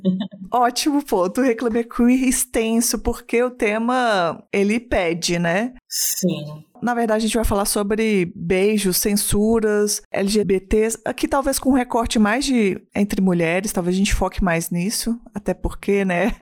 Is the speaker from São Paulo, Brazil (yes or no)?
no; Belo Horizonte, Minas Gerais, Brazil